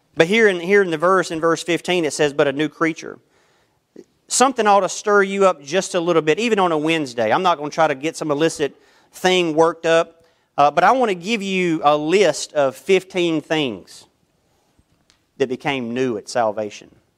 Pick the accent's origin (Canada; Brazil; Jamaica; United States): United States; I'm born an American.